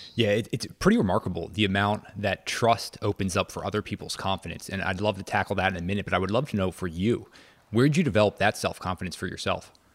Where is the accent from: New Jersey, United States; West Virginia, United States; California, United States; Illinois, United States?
New Jersey, United States; just outside of Princeton; also born or lived in North Carolina; I grew up just outside of Princeton